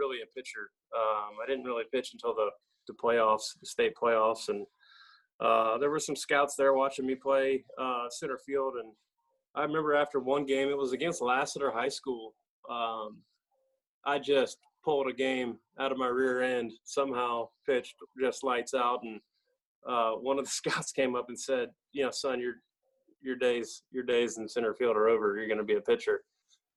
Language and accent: English; East Cobb, Georgia, United States; I grew up in East Cobb